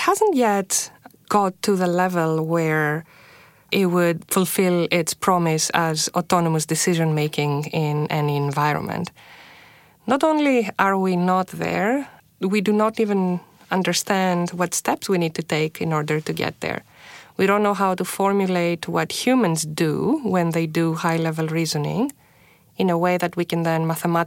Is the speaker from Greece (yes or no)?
yes; Greece; moved away as an adult; now in Toronto, Canada; I was born and raised in Greece.